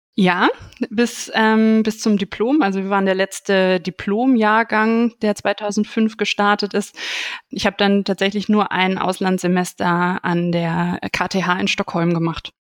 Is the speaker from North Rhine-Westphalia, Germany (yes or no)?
yes; Aachen, North Rhine-Westphalia, Germany; ich bin in Aachen aufgewachsen, auch tatsächlich in der Nähe der RWTH.